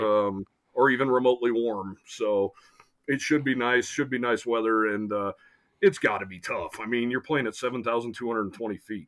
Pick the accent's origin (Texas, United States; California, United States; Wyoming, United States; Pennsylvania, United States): Wyoming, United States; growing up in Wyoming